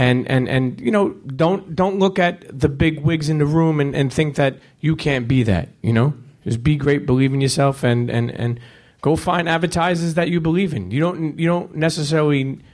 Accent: New York City, New York, United States; I'm an Italian from Brooklyn

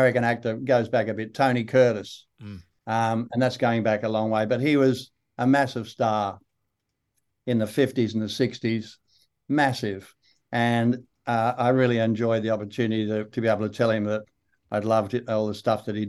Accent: Australia; accent: broad Australian; also born or lived in Malibu, United States; I am Australian

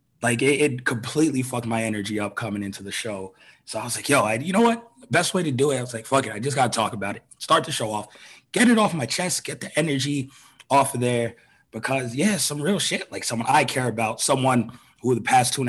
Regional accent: New York, United States; growing up in New York

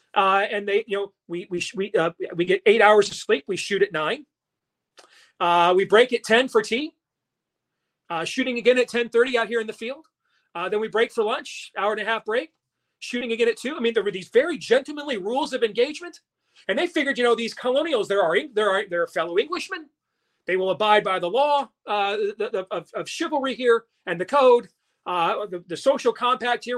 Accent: Iowa, United States; my home state of Iowa.

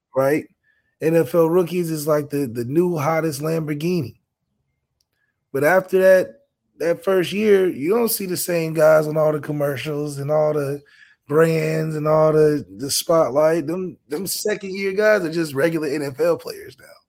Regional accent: Rhode Island, United States; moved away; I'm a kid from Rhode

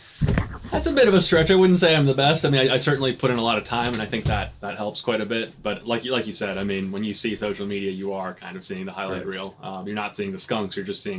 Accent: Vienna, Virginia, United States; also born or lived in Connecticut; So I was actually born in Connecticut. I only lived there for the first 2 years of my life. I have no memory of it whatsoever. I've lived in the, like, sort of Vienna Tysons area since 1998.

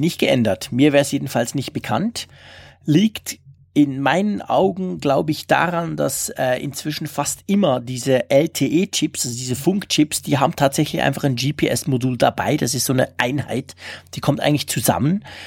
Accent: Switzerland; für mich als Schweizer

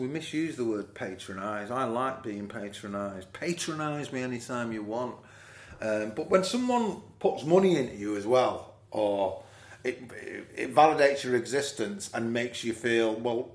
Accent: Manchester, North West England, United Kingdom; growing up in Moss Side and Fallowfield

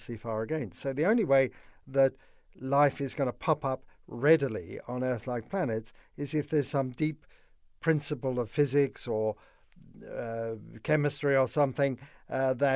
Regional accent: London, United Kingdom; moved away; I grew up in London, in the UK, in the post-war years

